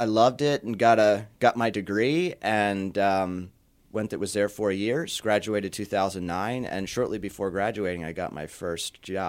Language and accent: English; York, Pennsylvania, United States; Yeah. So I was born and raised in York. Grew up in a, if you call it a suburb of York, Spry.